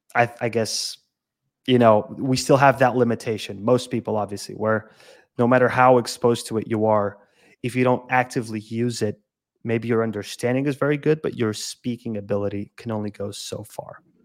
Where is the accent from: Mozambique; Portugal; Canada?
Portugal; Lisbon; also born or lived in Madeira; I'm from Lisbon, but I lived in Madeira for two years